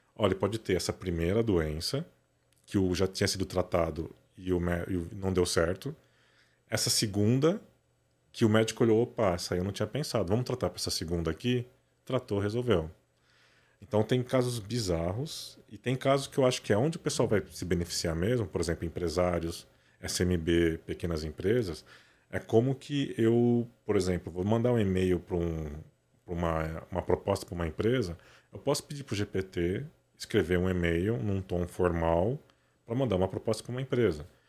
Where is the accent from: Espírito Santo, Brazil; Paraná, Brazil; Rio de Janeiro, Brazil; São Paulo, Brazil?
São Paulo, Brazil; Matão; moved away as an adult; Eu nasci em São Paulo, né? Nasci aqui no Cambuci, mas com 8, 9, 9 anos de idade, meu pai foi transferido para o interior para abrir a polícia lá em Matão